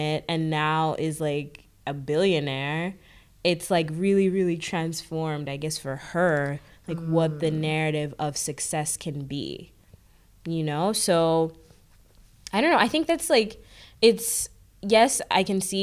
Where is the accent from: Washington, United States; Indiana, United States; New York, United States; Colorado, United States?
New York, United States; New York City; also born or lived in Kenya / Ottawa, Canada; I am originally from Kenya. But I've lived and was raised in New York City, and this is where I've spent most of my time